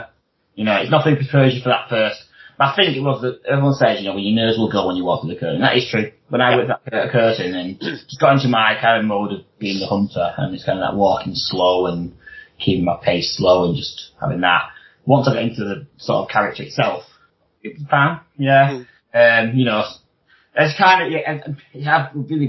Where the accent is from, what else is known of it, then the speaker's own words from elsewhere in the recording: Wigan, North West England, United Kingdom; I'm from Wigan